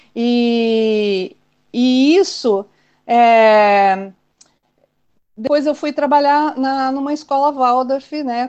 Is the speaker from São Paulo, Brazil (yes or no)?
yes; São Manuel, São Paulo, Brazil; moved away as an adult; also born or lived in Assis / Curitiba; eu sou de, do estado de São Paulo, nasci numa cidade bem pequenininha, São Manuel. Depois fui para Assis, e, e aos meus 18, 19 anos, eu fui para Curitiba.